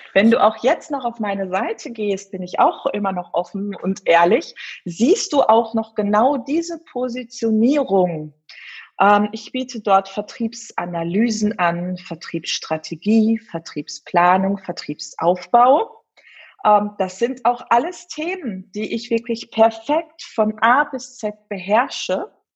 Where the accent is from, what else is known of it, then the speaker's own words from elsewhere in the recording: Herten, North Rhine-Westphalia, Germany; ich komme hier mitten aus dem Ruhrpott, aus dem wunderschönen Herten